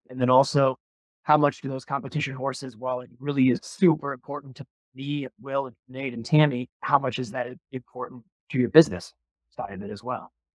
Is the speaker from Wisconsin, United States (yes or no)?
yes; Milwaukee, Wisconsin, United States; growing up in Milwaukee, Wisconsin